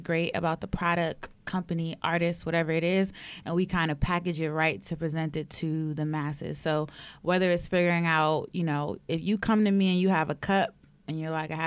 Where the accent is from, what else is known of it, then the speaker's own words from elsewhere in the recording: New York City, New York, United States; I'm from Harlem